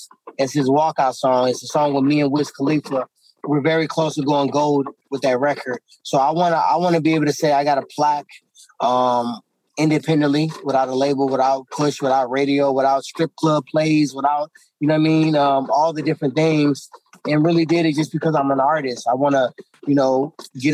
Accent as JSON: {"language": "English", "town": "Ferguson", "region": "Missouri", "country": "United States", "said": "I came from Ferguson"}